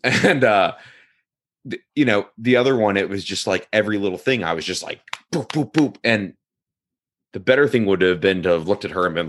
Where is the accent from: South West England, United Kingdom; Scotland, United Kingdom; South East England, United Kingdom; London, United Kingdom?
Scotland, United Kingdom; I don't hold this against me as a Scottish guy